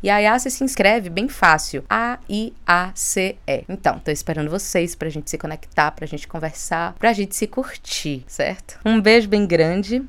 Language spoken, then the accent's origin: Portuguese; Bahia, Brazil; sou baiana, sou teropolitana, ainda vivo aqui nesse lugar